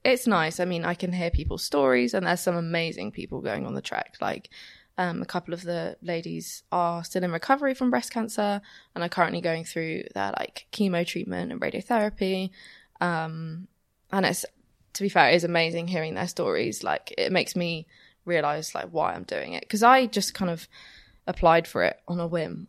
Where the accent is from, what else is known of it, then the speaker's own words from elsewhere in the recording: Romsey, South East England, United Kingdom; moved away as an adult; also born or lived in Southampton; now in Bath, United Kingdom; I'm actually from Romsey